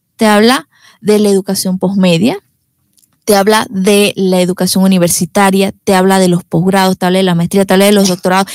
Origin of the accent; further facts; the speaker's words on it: David, Chiriquí, Panama; soy de, soy de acá, de David. Sí, mis padres también. Eh, mi familia es de acá.